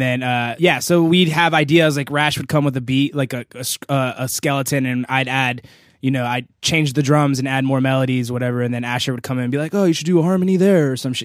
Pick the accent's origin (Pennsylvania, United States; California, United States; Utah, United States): California, United States; Los Angeles; Van Nuys, California